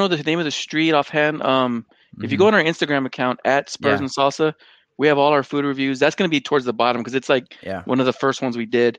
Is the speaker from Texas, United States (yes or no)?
yes; San Antonio, Texas, United States; Growing up in San Antonio, a lot of us stay in our side of town